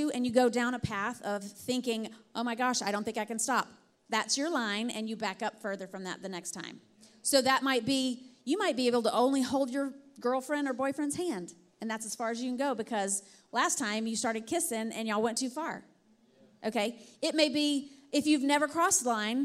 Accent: Alabama, United States; I'm from Alabama

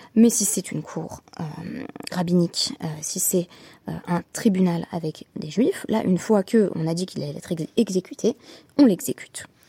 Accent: France; on, on est français

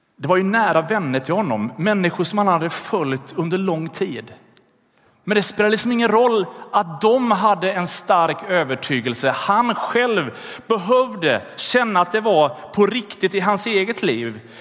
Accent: Gothenburg, Västra Götaland, Sweden; i Göteborg där jag växte upp

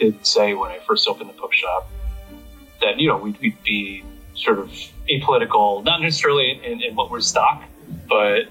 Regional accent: United States; moved away; also born or lived in Hong Kong; I was born in and raised in the U.S.

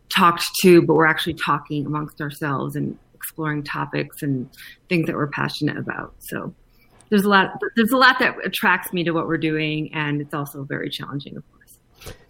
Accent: New York City, New York, United States; moved away as an adult; also born or lived in Chile / San Francisco; now in Boulder, United States; born in Chile, brought to San Francisco, raised in New York, moved to Colorado about 13 years ago.

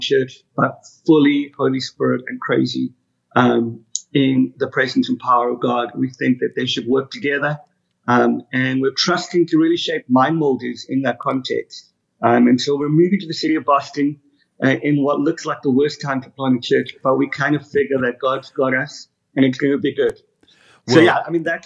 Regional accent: Cape Town, Western Cape, South Africa; moved away; also born or lived in United Kingdom; I grew up in South Africa, mm-hmm. Cape Town, most beautiful city in the world.

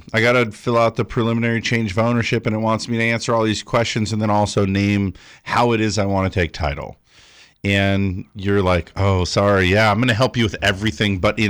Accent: California, United States; I'm from Southern California.

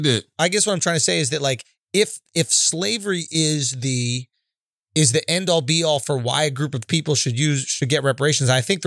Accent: Scotland, United Kingdom; Because then as a Scottish person, do I go back to England and do some English people go back to whoever enslaved them

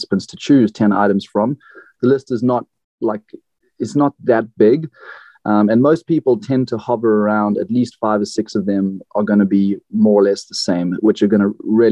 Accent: South Africa; moved away as an adult; also born or lived in Tanzania / Florida, United States / California, United States; now in Oregon, United States; When I was a kid, I grew up between Tanzania and South Africa. I was born in South Africa.

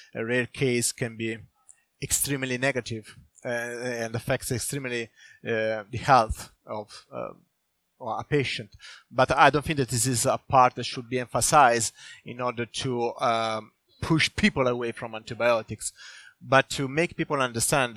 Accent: Italy; now in Sweden; I'm from Italy

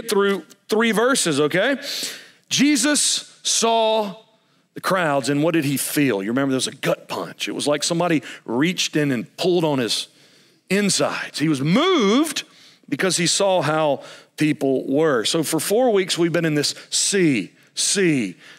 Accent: United States; as an American

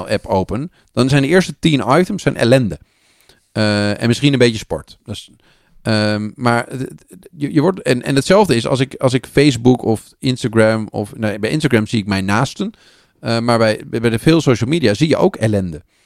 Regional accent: Netherlands; als Nederlanders

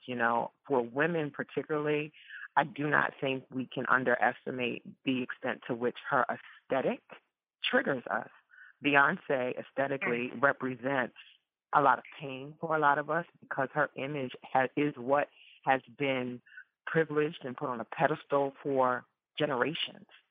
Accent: New Orleans, Louisiana, United States; growing up first generation Ghanaian, born and raised in New Orleans

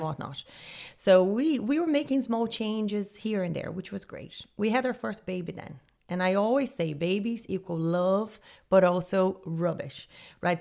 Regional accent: Rio de Janeiro, Brazil; moved away as an adult; also born or lived in Jamaica / Honduras / Panama; now in Dublin, Ireland; I'm originally from Rio, Brazil

